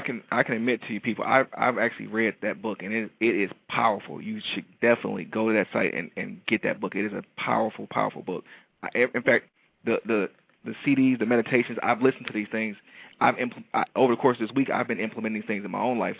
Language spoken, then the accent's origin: English; Detroit, Michigan, United States; I'm from Detroit. You know Detroit people are a little little flashy